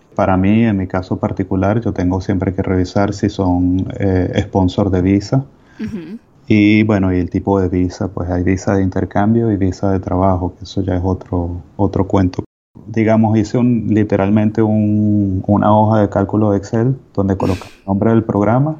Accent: Venezuela; moved away as an adult; yo soy médico de Venezuela

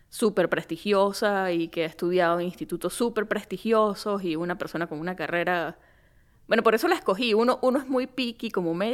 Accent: Venezuelan Andes, Venezuela; accent: gocho; Mira, yo no sé cómo es el acento de San Juan de los Morros, pero yo mi gocho lo llevo a cuestas como una cruz.

